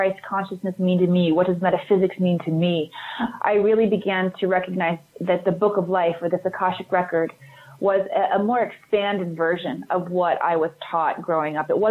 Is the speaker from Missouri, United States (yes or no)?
yes; Missouri, United States; moved away as an adult; also born or lived in Hollywood; I grew up Southern Baptist in America, right in the Midwest, mm-hmm. in Missouri